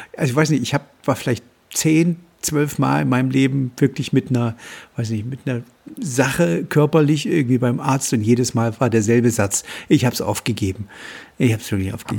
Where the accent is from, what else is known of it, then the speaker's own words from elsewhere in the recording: Germany; hier bei uns in Deutschland